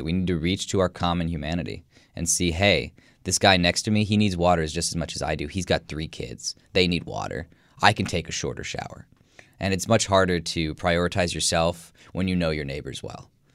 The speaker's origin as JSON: {"language": "English", "region": "Midwest", "country": "United States", "said": "I'm obviously from the Midwest and from the United States"}